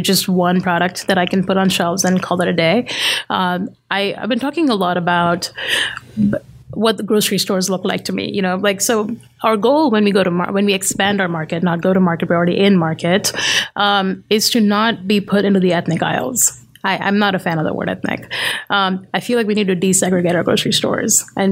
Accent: Mumbai, Maharashtra, India; now in Richmond, United States; I grew up in Bombay

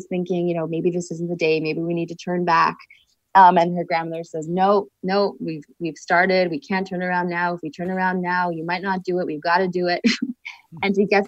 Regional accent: Toronto, Ontario, Canada; moved away; I grew up in Toronto

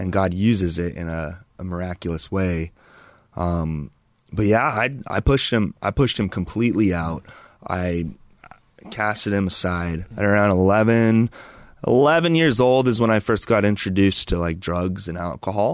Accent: Chino and Chino Hills, California, United States; also born or lived in Loma Linda, California / Auburn, California; now in Idaho Falls, United States; grew up in Chino and Chino Hills

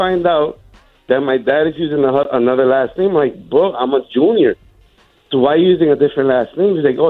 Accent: Connecticut, United States; I was born here in Connecticut, and my parents are from Puerto Rico.

